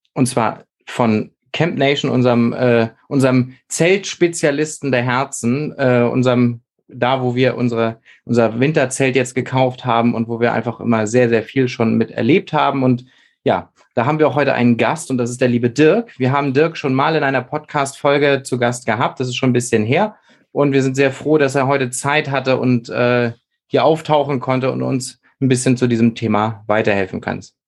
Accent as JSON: {"language": "German", "region": "Schleswig-Holstein", "country": "Germany", "lives_now": "Hamburg, Germany", "said": "für mich als Schleswig-Holsteiner"}